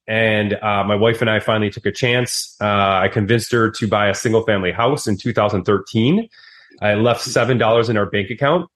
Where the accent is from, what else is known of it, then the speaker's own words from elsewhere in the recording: Wisconsin, United States; I'm from Wisconsin